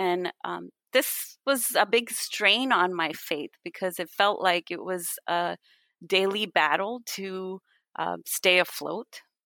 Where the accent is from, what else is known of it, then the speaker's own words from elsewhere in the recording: India; also born or lived in Canada; when I was really young, my family moved to India from Canada, where I was born